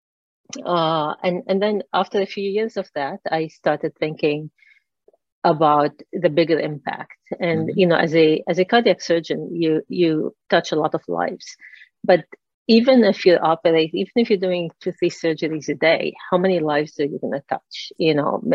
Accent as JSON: {"language": "English", "country": "Lebanon", "tie": "born or raised there", "moved": "as an adult", "said": "I grew up in Lebanon."}